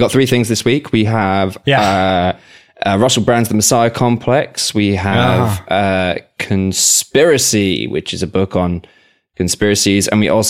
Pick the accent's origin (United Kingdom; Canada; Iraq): United Kingdom; England; moved away